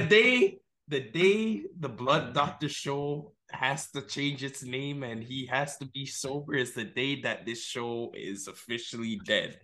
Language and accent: English; Toronto, Ontario, Canada; I'm from Toronto